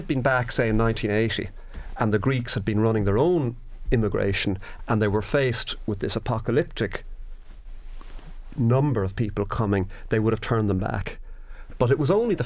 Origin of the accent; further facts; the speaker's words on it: Ireland; as an Irish person